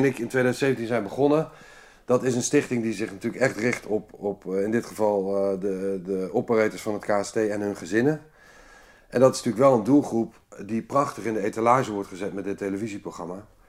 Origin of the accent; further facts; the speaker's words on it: Amsterdam, North Holland, Netherlands; moved away as an adult; also born or lived in Limburg / The Hague; Toen ben ik eh, via een paar korte omzwervingen in Amsterdam terechtgekomen. Daar heb ik eigenlijk mijn hele leven verder